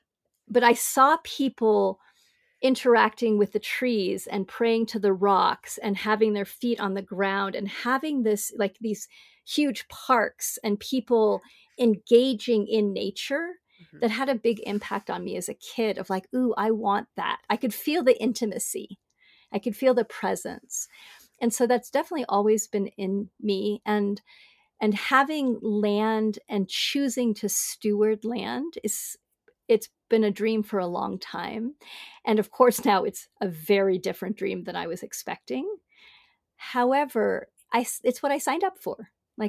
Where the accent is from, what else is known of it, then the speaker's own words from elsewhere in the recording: Hong Kong; also born or lived in Bangkok / Singapore; I grew up in big cities. I grew up in Hong Kong and Bangkok and Singapore.